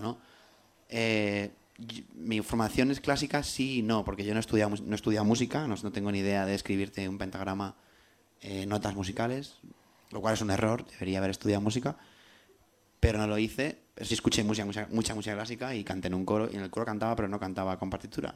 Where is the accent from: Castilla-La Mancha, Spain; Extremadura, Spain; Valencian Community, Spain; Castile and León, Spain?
Castilla-La Mancha, Spain; Albacete; first language Spanish; also born or lived in London; now in Madrid, Spain; nací en Albacete